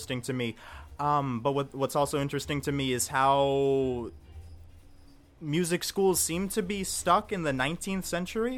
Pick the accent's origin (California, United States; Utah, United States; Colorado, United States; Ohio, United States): Ohio, United States; Mentor; I grew up in Mentor, Ohio for 18 years.